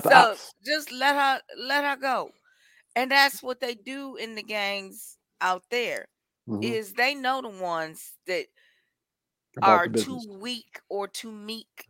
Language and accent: English; Milwaukee, Wisconsin, United States; From the heart of Milwaukee.